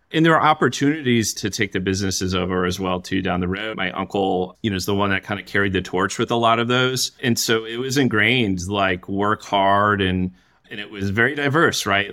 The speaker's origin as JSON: {"language": "English", "town": "Saginaw", "region": "Michigan", "country": "United States", "tie": "born or raised there", "said": "I grew up in Saginaw, Michigan"}